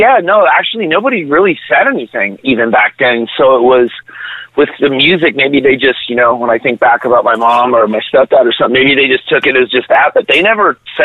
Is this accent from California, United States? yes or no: yes; San Diego, California, United States; also born or lived in Los Angeles, California; No, I grew up in San Diego, but was born in L.A.